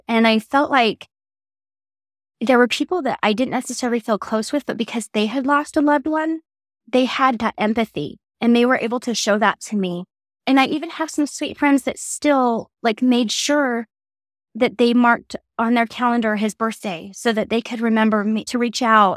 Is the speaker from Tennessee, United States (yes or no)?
no; Draper, Utah, United States; also born or lived in California / Idaho / Oregon; I grew up in California times eight and then Draper after that and Draper, Utah